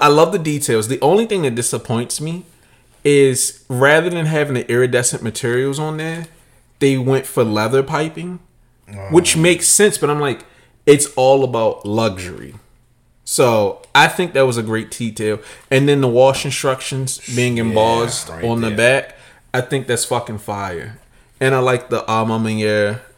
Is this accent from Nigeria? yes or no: yes; Nigeria; I'm Nigerian